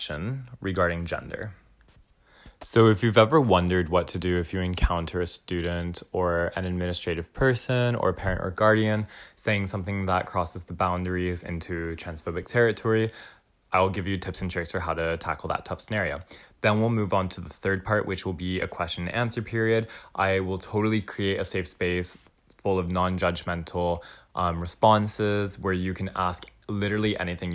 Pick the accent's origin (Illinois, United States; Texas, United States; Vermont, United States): Texas, United States; Dallas; now in Vancouver, Canada; I'm a Texan settler, originally from the stolen land of the Wichita, Kickapoo, Jumanos, and Tawakoni Nations, also known as Dallas, Texas